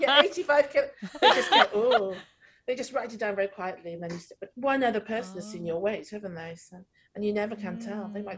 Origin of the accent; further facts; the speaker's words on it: Wales, United Kingdom; accent: Welsh; When I get angry, it's super Welsh